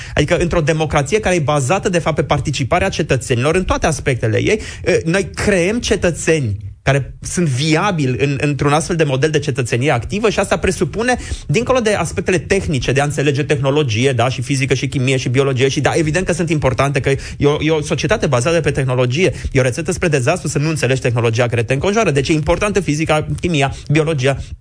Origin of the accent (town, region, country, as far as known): Romania